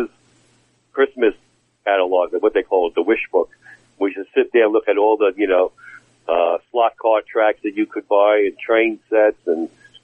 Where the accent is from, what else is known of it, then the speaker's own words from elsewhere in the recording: New York City, New York, United States; I was born and raised in on Ocean Parkway in Brooklyn, and that's where we lived from 56 to 61